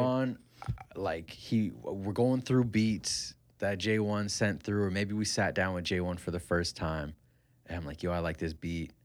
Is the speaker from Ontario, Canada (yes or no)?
yes; Kitchener, Ontario, Canada; I grew up in Country Hills